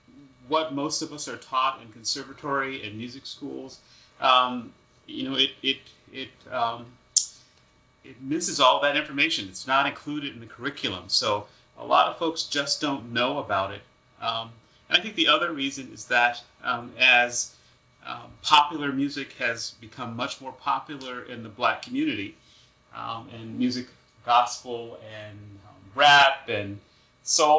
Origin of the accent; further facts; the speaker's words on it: Chicago, Illinois, United States; moved away as an adult; now in New York City, United States; I grew up in Chicago, and I grew up on the south side of Chicago, in a neighborhood called South Shore and then Hyde Park